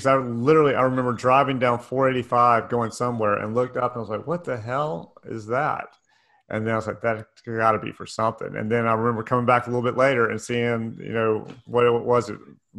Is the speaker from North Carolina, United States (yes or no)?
yes; Raleigh, North Carolina, United States; also born or lived in Cary; now in Charlotte, United States; I was born in Raleigh, lived in Cary for a little while, and then moved to Charlotte after that.